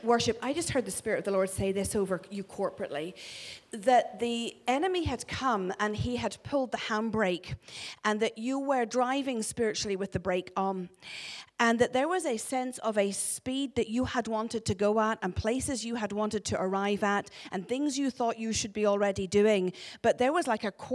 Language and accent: English; Northern Ireland, United Kingdom; accent: Ulster; moved away as an adult; now in Glasgow, United Kingdom; This is an accent from God's homeland, where he has his throne. That's Northern Ireland